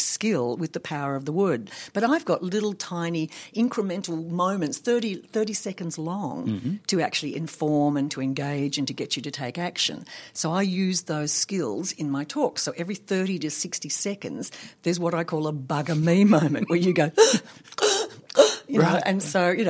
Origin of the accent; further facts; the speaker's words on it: Tasmania, Australia; moved away as an adult; also born or lived in Sydney, Australia; Tassie, which is, you know, that's my home state